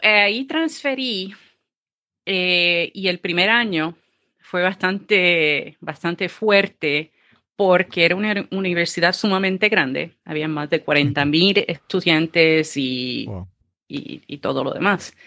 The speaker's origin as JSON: {"language": "Spanish", "town": "Ceiba", "country": "Puerto Rico", "tie": "born or raised there", "also_born_or_lived": "Fajardo, Puerto Rico / Mayagüez, Puerto Rico", "said": "nací en el pueblo de Fajardo, Puerto Rico. Eh, me crié en el pueblo de Ceiba."}